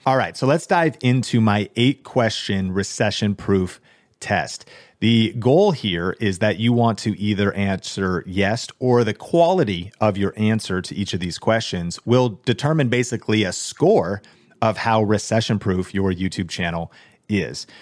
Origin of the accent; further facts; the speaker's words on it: Seattle, Washington, United States; I grew up in Seattle